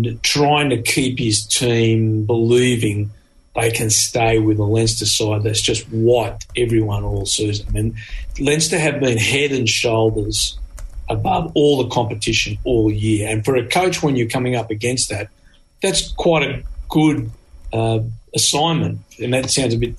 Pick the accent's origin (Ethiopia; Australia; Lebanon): Australia; as an Australian, I played a lot of rugby in hot weather